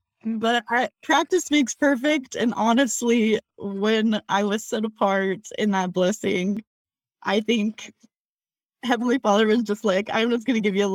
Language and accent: English; Salt Lake City, Utah, United States; also born or lived in Provo, Utah; now in Logan, United States; I am from Salt Lake City, graduated high school